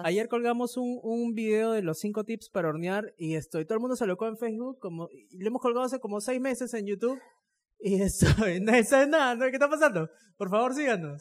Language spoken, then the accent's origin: Spanish; Chimbote, Ancash, Peru; cuando era chiquito, cuando estábamos en Chimbote, íbamos a la playa